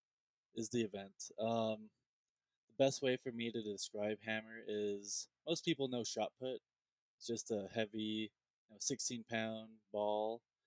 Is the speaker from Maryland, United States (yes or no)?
no; Show Low, Arizona, United States; moved away as an adult; also born or lived in Anchorage, Alaska; now in Denver, United States; I grew up in the mountains of Arizona. It actually snows there.